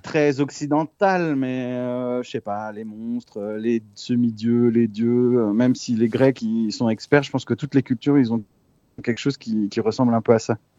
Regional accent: France; Je suis né en France, mais euh, mes parents sont chiliens

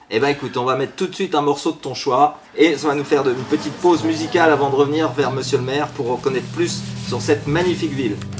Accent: Brittany, France; quand on est né dans le Morbihan, on est quand même un peu breton

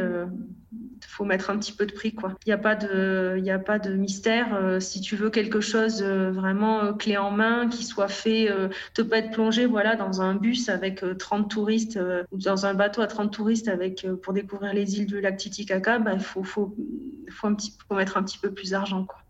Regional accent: France; moved away as an adult; on est beaucoup de Français

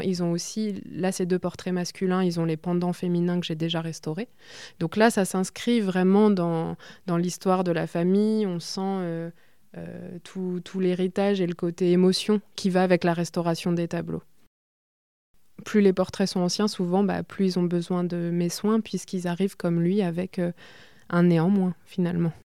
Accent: Bourges, Centre-Val de Loire, France; quand on a grandi à Bourges

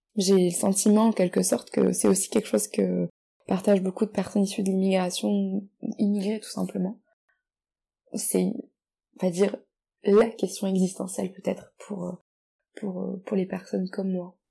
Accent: France; moved away as an adult; now in Australia; J'ai toujours vécu en France aussi longtemps que je me souvienne, c'est d'ailleurs là où j'ai passé mes jeunes années, là où j'ai construit mes premières amitiés, là où j'ai été élevée

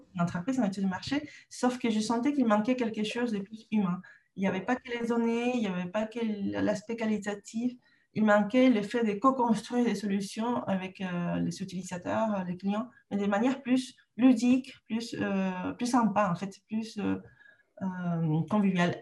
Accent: Lima, Peru; French is a second language; moved away as an adult; also born or lived in Canada; now in France; je, suis née au Pérou, j'ai grandi là-bas

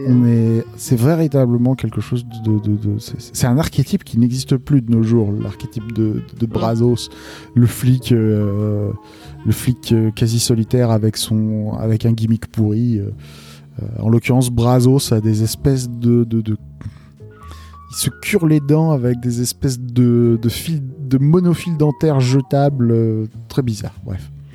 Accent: Lille, Hauts-de-France, France; Je suis de Lille

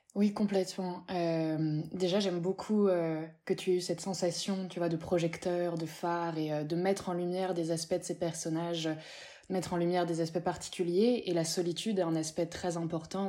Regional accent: Paris, Île-de-France, France; J'ai grandi dans le 18e, j'ai grandi à Pigalle, je suis née là-bas

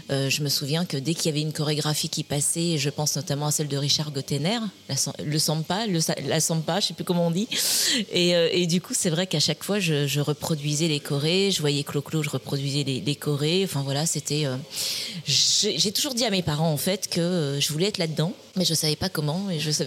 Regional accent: Réunion, France; also born or lived in Montpellier; je suis née à Montpellier, et j'ai vécu toute mon enfance et une partie de mon adolescence à l'île de la Réunion.

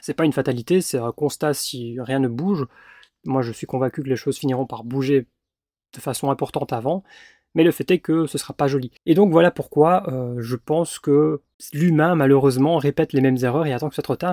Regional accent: Belgium; moved away as an adult; j'ai dû squatter chez ma maman, parce que bah, j'avais pas de chez moi en Belgique

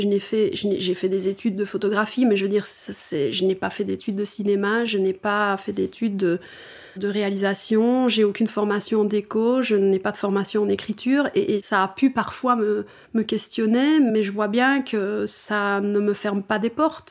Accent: Wallonia, Belgium; now in Brussels, Belgium; maintenant je suis bruxelloise, hein, je ne suis plus wallonne

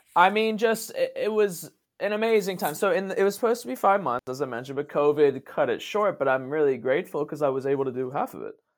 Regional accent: Maryland, United States; moved away as an adult; also born or lived in Spain; now in South Korea

